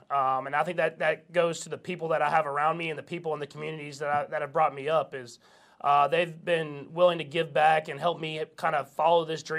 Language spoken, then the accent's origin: English; Texas, United States; now in Kansas City, United States; Yeah, I'm like dual. I'm a Texan and a Kansas Cityan for sure. I mean, I'm building a house here. I'm gonna be here for a long time.